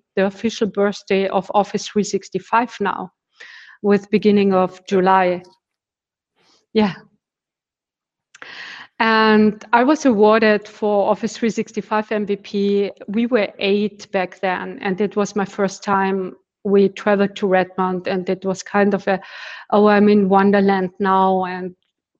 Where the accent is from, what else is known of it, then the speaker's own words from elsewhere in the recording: Austria; also born or lived in Vienna, Austria; I'm living in Vienna, which is in Austria